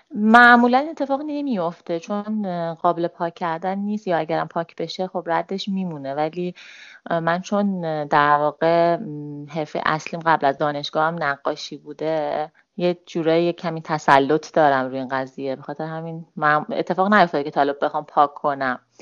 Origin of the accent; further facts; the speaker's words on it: Tehran, Tehran Province, Iran; 33 سالمه و متولد تهرانم